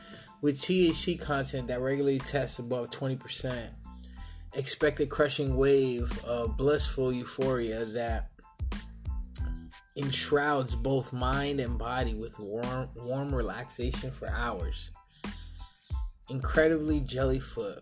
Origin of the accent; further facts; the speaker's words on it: New York, United States; now in Eugene, United States; I'm from New York